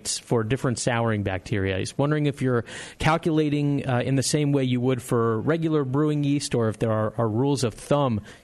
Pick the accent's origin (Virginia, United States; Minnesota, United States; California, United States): California, United States; Southern; now in Concord, United States; I grew up in Southern California